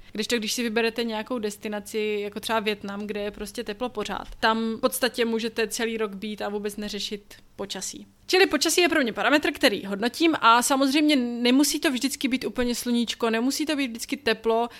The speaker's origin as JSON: {"language": "Czech", "country": "Czechia", "moved": "yes", "said": "odkud pocházíte, což pro nás je Česko"}